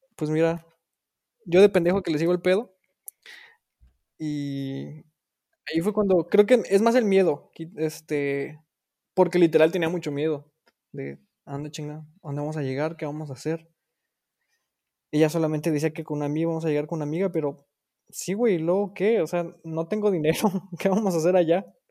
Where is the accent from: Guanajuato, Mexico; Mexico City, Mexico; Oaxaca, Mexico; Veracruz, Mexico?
Guanajuato, Mexico; Irapuato; moved away as an adult; now in Germany; Soy originario de Irapuato, Guanajuato, y actualmente me encuentro en Alemania viviendo con mi esposo